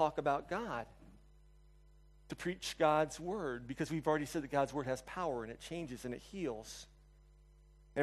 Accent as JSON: {"language": "English", "country": "United States", "also_born_or_lived": "China", "said": "I'm an American."}